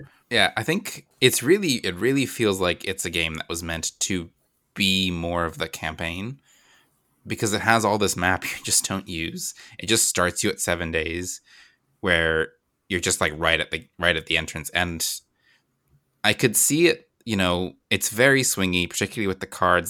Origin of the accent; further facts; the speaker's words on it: Virginia, United States; growing up in Virginia